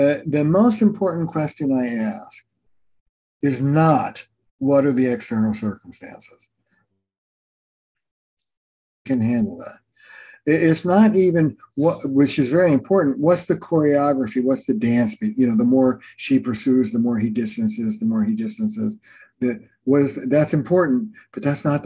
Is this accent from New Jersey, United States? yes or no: yes; Camden, New Jersey, United States; I grew up in Camden, New Jersey